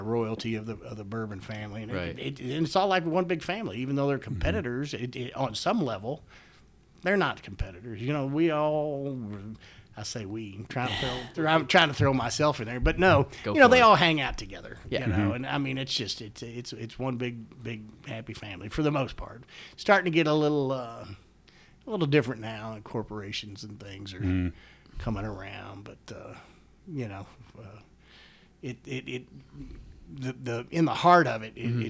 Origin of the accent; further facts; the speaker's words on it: Louisville, Kentucky, United States; I'm born and raised in Kentucky